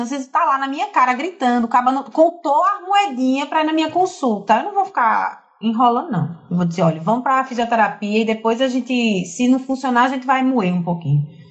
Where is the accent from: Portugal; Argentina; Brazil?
Brazil; Recife, Pernambuco; moved away as an adult; also born or lived in Fortaleza; now in João Pessoa, Brazil; eu não sou de João Pessoa, eu nasci em Fortaleza, me criei em Recife durante 20 anos